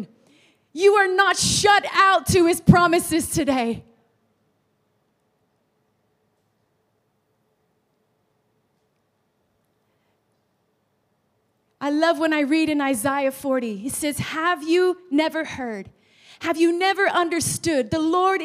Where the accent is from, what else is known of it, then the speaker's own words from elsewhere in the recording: Los Angeles, California, United States; now in England; I was born in Los Angeles, California, and both my mother and my father were from rival gangs in LA.